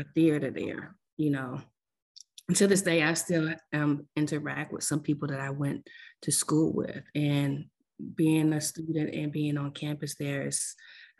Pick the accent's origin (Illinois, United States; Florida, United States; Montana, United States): Florida, United States; Dania Beach; also born or lived in Lauderdale Lakes, Florida; now in Orlando, United States; I'm from South Florida, to be exact, Lauderdale Lakes, Florida. That's a city in Fort Lauderdale. And I grew up in the Dania area